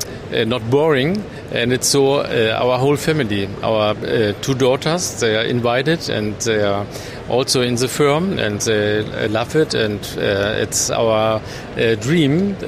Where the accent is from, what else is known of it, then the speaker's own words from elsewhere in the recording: Germany; English is a second language; We are from Germany, and we have not so much German clients.